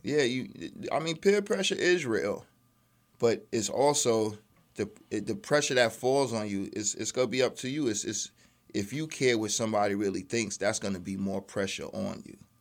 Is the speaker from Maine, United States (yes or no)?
no; New York City, New York, United States; moved away as an adult; I'm a Brooklyn boy. I grew up in Brooklyn during some hard times